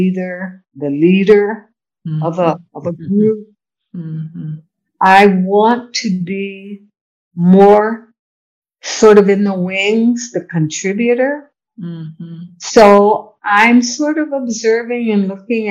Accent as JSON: {"language": "English", "country": "United States", "also_born_or_lived": "Morro Bay", "moved": "as an adult", "lives_now": "Jamaica", "said": "being a spoiled American"}